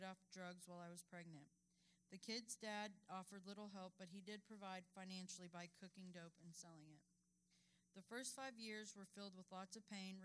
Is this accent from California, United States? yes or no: no; Denver, Colorado, United States; I was born in Denver, Colorado